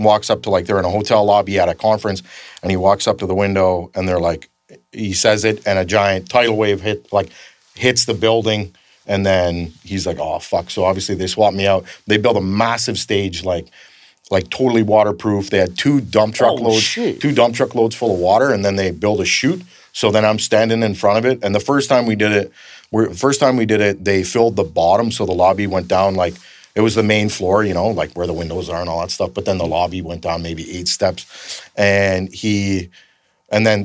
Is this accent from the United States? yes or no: no; Canada; I'm from Canada